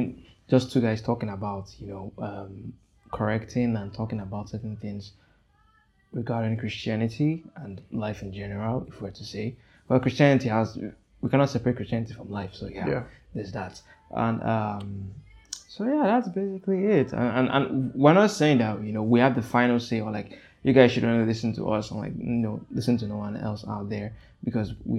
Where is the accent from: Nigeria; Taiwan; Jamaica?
Nigeria; also born or lived in Democratic Republic of the Congo; I'm from the Democratic Republic of Congo. I live in Nigeria. I was actually born and raised in Nigeria